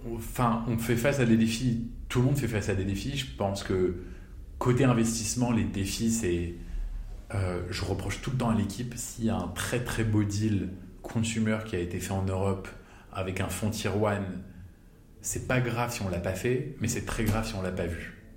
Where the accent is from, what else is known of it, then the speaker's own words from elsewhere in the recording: Paris, Île-de-France, France; also born or lived in Chicago, United States; je suis né à Chicago, j'ai grandi à Paris